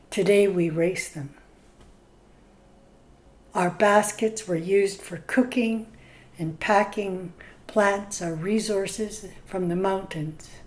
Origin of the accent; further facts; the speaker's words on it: British Columbia, Canada; I'm from Staelis and Scowlitz. Right now, I've lived here in Tehuic Nation on Skalkail First Nation, married for 49 years